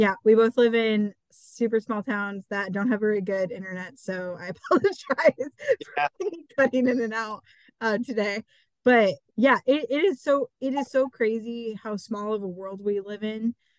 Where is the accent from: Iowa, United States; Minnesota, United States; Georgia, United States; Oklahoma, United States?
Iowa, United States; Eastern; I've only lived in my small town. You know, I'm from Eastern Iowa. Everywhere I've lived has really been a small town, but currently I live in the smallest town that I've lived in.